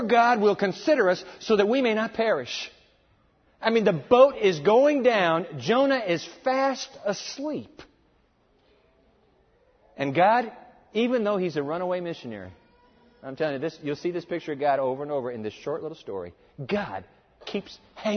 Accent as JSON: {"language": "English", "country": "United States", "said": "as American Christians"}